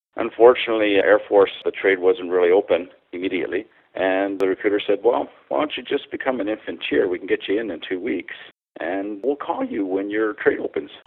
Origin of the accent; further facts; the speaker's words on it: Ottawa, Ontario, Canada; also born or lived in Montreal; I was born in Montreal and I moved to Ottawa, and I was raised in Ottawa